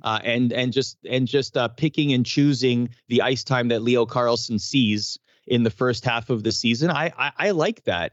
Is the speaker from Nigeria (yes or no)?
no; Canada; as a Canadian